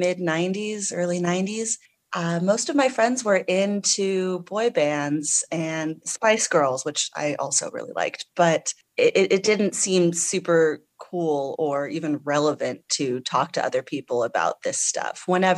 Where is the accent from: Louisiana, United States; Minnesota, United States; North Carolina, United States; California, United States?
California, United States; So I grew up in the San Francisco Bay Area, and I love oldies.